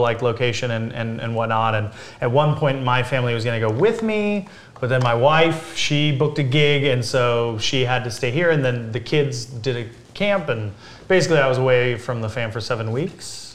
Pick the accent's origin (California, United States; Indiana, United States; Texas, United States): California, United States; Big Bear Lake; We grew up in Big Bear